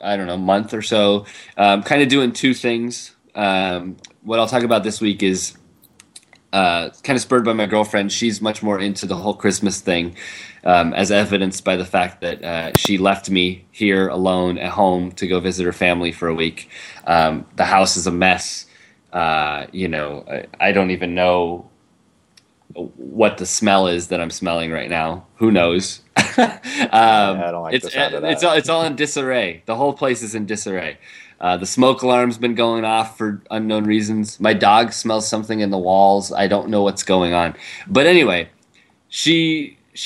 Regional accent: Foster City, California, United States; my hometown, the town I grew up in, Foster City, California

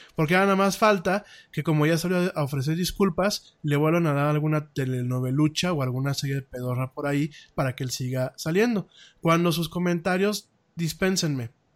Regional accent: Mexico; como mexicano

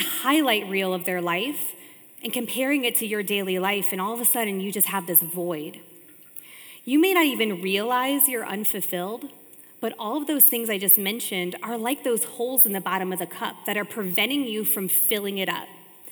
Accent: Richfield, Ohio, United States; I was born and raised in Ohio in a small city called Richfield

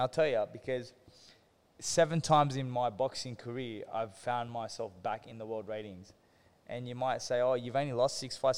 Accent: Sydney, New South Wales, Australia; also born or lived in Hurstville / Kogarah; my father he bought a convenience store in Engadine, which is in the Sutherland Shire, towards mm. Cronulla and Sutherland and all them areas, and um, basically we were there for years on end, like I basically grew up there

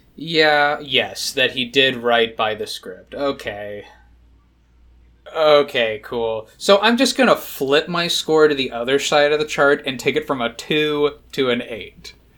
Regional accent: United Kingdom; I'm British

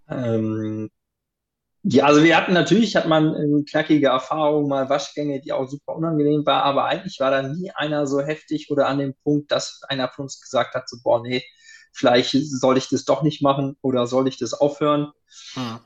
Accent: Rhineland, Germany; ich komme aus dem, Rhein, aus dem Rheinland. Mhm. Das heißt, ich bin mit Kölsch groß geworden.

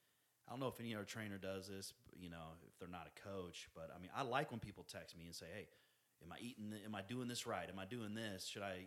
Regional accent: Independence, United States; I grew up in Independence. And, you know, there was a Samoan population. There was white. There was some black.

